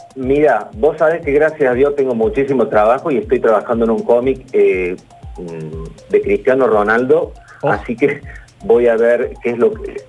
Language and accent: Spanish; Córdoba, Argentina; soy cordobés y, esa estancia está aquí en Córdoba